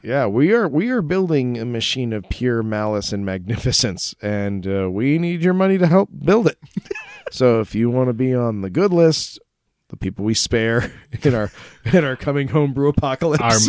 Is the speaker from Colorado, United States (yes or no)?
yes; Colorado, United States; I'm from Colorado